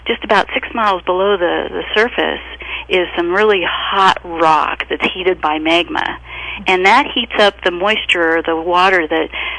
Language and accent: English; Redding, California, United States; now in Mineral, United States; I actually even grew up down in the valley, just west of Lassen Volcanic National